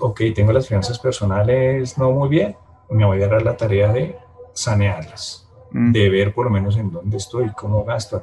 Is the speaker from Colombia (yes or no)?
yes; Bogotá, Colombia; yo soy bogotano